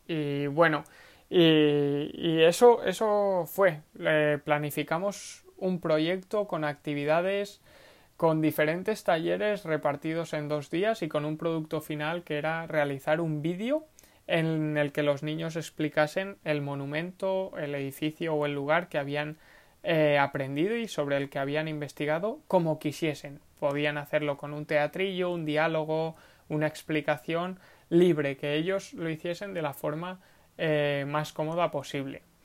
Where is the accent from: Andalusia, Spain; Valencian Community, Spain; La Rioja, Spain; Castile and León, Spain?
Valencian Community, Spain; Segorbe; Segorbe, que es el pueblo donde, de donde vengo, de donde nací